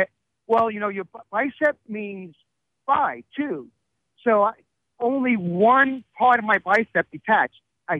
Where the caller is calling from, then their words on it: Emerson, New Jersey, United States; I'm calling from Emerson, New Jersey.